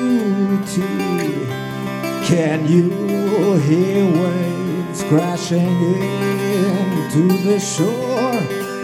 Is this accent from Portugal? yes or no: yes; Portugal; moved away; I'm going to start with a song about my hometown back in Portugal. So don't worry if you don't understand the lyrics. I sing half in English, half in Portuguese.